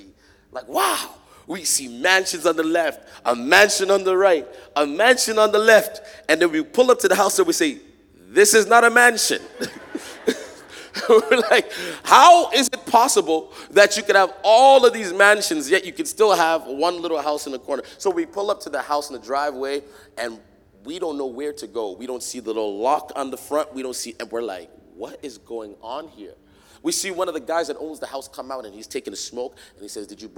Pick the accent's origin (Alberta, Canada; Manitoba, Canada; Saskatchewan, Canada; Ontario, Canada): Ontario, Canada; Toronto; I grew up in Toronto.